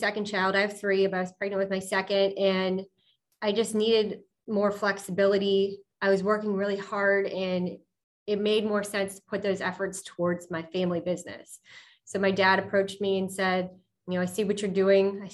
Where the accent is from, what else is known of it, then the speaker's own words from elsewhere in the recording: Pittsburgh, Pennsylvania, United States; I'm from Pittsburgh, born and raised South Hills